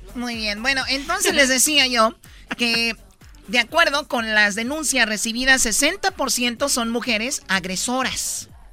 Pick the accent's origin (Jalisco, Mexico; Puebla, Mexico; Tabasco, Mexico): Jalisco, Mexico; yo soy de México, soy de Jalisco